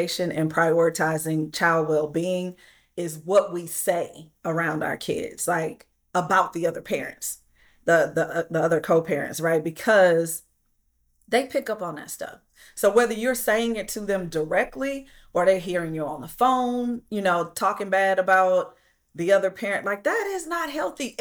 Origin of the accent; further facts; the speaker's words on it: Flint, Michigan, United States; I'm from Flint, Michigan, and I grew up the same way